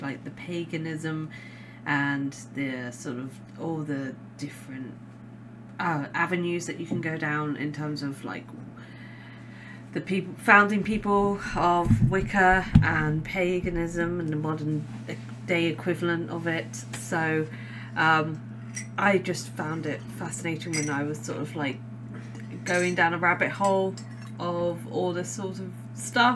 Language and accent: English; Scotland, United Kingdom; I'm Scottish